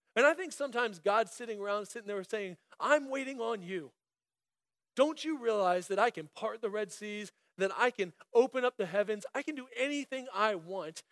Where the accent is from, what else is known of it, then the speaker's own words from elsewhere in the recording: Central Florida, United States; moved away as an adult; also born or lived in Germany / Illinois; I was born in Germany um, to a German mom and American dad, and it just so happened that my family moved to this middle of nowhere, obscure Central Florida town that I just so happened to grow up in.